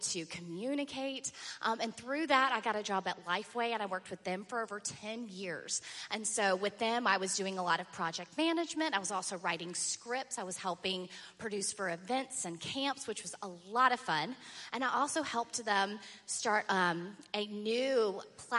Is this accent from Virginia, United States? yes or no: yes; Virginia Beach, Virginia, United States; I was born and raised in Virginia Beach, Virginia